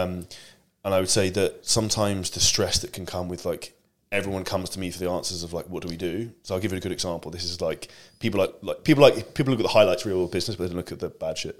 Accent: United Kingdom; I'm obviously British

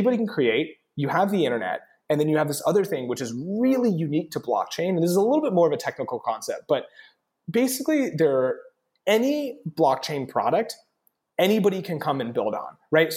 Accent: Lubbock, Texas, United States; growing up in Texas was awesome

